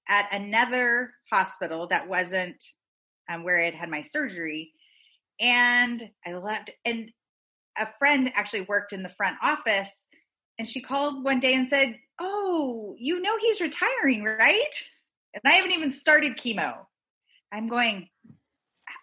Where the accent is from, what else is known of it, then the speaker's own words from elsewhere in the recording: Texas, United States; moved away; I grew up in Texas